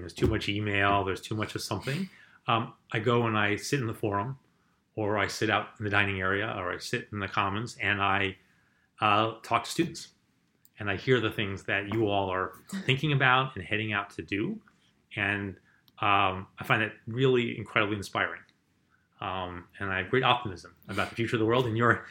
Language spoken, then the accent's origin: English; Poughkeepsie, New York, United States; my hometown in New York State, which is Poughkeepsie